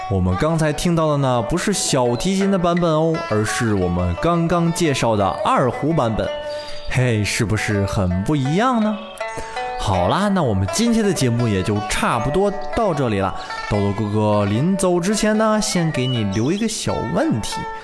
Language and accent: Chinese; China; 也就是我们中国人自己的音乐。